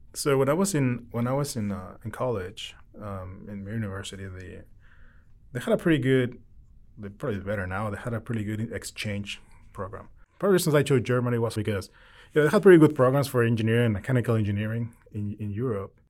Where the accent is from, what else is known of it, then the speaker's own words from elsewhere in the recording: Querétaro, Mexico; English is a second language; moved away as an adult; now in United States; I'm originally from Mexico. I was born there. Um, we moved to the U S in February of twenty twelve.